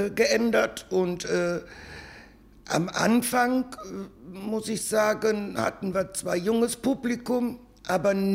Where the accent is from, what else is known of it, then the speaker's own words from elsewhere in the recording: Cologne, North Rhine-Westphalia, Germany; Nein, ursprünglich komme ich aus der Südstadt.